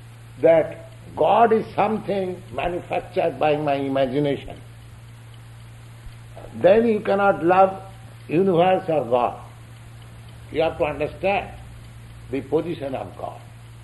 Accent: India; here is one gentleman from India, I am from India.

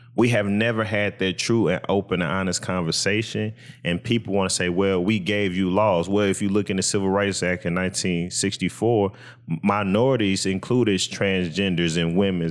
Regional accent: United States

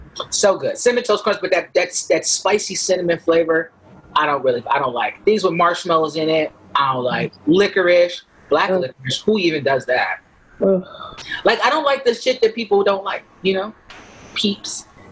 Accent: Buffalo, New York, United States; now in New York City, United States

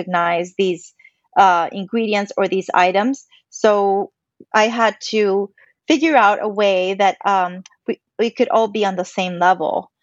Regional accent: Puerto Rico; I am Puerto Rican. You know, I grew up in Puerto Rico

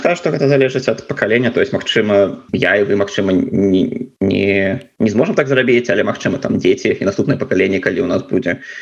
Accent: Belarus; moved away; я ганарыўся тым што я беларус

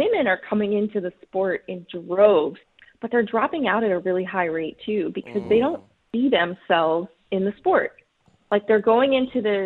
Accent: Islamorada, Florida, United States; now in Virginia, United States; I grew up in Isla Mirada, and I love getting back down there at least once a year

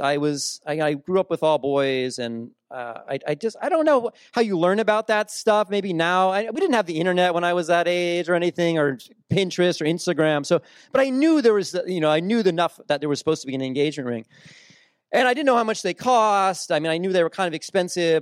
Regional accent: New Jersey, United States; I grew up in South Jersey, uh, on the shore

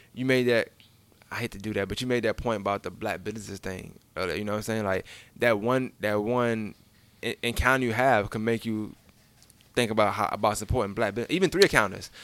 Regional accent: New York, United States; I'm, I'm from New York

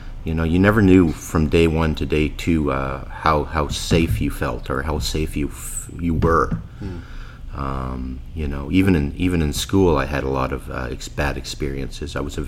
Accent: Winnipeg, Manitoba, Canada; born there; I was born here in Winnipeg.

